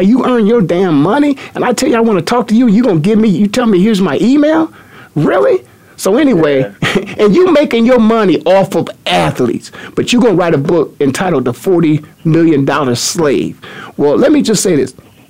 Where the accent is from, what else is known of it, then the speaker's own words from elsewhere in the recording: Canton, Ohio, United States; moved away; back in my hometown of Canton, Ohio.